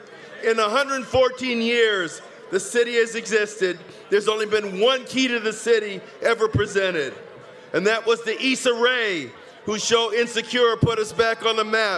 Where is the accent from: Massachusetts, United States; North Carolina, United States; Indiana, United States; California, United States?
California, United States; Los Angeles; also born or lived in Inglewood / Santa Monica; I'm the mayor of Inglewood. I was born and raised and educated in Los Angeles, 59th Street Elementary School, Horace Mann Junior High, Crenshaw High, and Cal State. I left to go to Inglewood when I was 19.